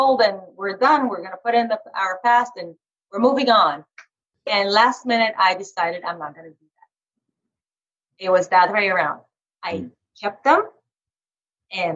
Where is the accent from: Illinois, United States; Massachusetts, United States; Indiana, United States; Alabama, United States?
Indiana, United States; Carmel; my hometown. It's called Carmel, Indiana.